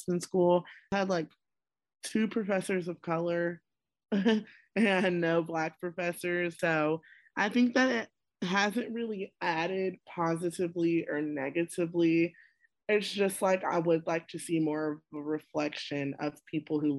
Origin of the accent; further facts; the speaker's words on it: Greensboro, North Carolina, United States; I'm a senior from Greensboro, North Carolina